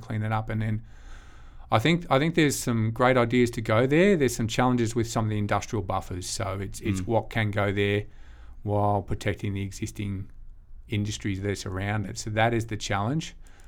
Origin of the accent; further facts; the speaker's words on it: Albury, New South Wales, Australia; We've got obviously amazing health and schools here, like amazing compared to where I grew up in Albury.